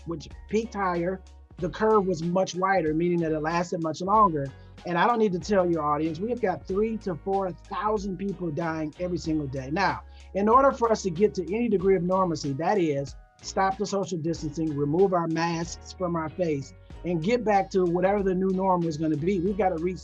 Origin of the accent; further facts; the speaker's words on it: Detroit, Michigan, United States; moved away; also born or lived in South Carolina / Connecticut; I'm originally from Detroit, born and raised there